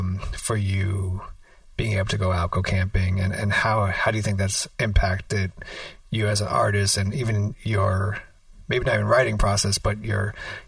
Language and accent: English; New York, United States; as a New Yorker